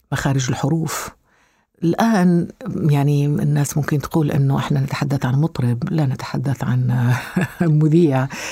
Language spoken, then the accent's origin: Arabic; Algeria; moved away as an adult; also born or lived in Switzerland